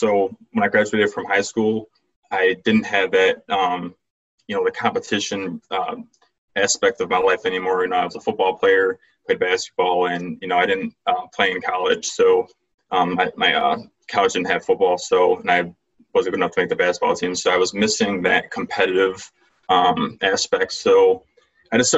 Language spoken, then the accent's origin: English; Rochester, New York, United States; I'm from Rochester, New York. It's upstate. It's not from New York City. Everyone thinks that you're from New York, you're from the city, and it's not true. So, been here my whole life.